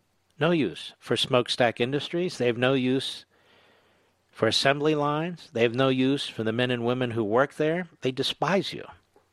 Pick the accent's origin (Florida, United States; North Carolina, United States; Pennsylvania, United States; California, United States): Pennsylvania, United States; Montgomery County; moved away as an adult; also born or lived in Philadelphia; I grew up in Pennsylvania. I left Pennsylvania after law school. Constantly coming back to Pennsylvania because my parents lived in a town called Elkins Park in Cheltenham Township, Montgomery County, Pennsylvania.